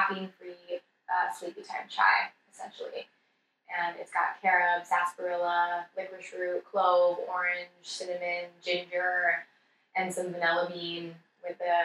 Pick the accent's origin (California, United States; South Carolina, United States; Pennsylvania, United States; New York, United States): California, United States; Santa Cruz; I was working at this tiny little natural food store in my hometown of Santa Cruz in this little suburb called Aptos